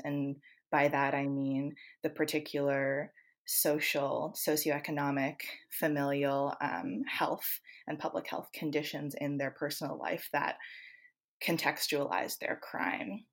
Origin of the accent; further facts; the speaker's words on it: Canada; moved away; I'm originally from Canada